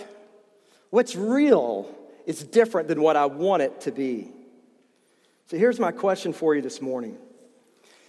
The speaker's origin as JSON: {"language": "English", "region": "East Tennessee", "country": "United States", "tie": "born or raised there", "said": "I grew up in East Tennessee"}